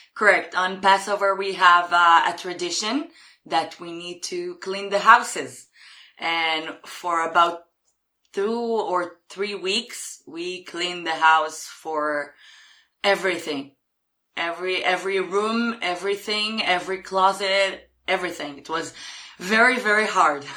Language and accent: English; Jerusalem, Jerusalem District, Israel; English is a second language; I'm from Jerusalem in Israel.